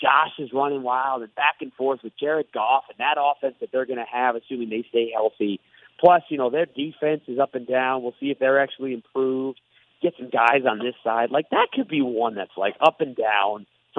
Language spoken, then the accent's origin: English; Detroit, Michigan, United States; I grew up in Detroit